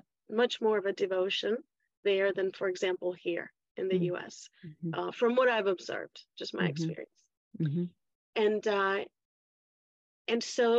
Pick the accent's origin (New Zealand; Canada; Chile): Chile; also born or lived in Washington, D.C. / Mexico; now in United States; But both my parents were Chilean, so I was raised in Chile.